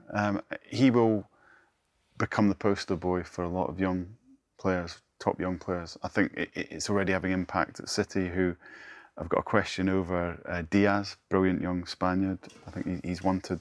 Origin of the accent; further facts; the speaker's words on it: northeast of Scotland, United Kingdom; I grew up in the northeast of Scotland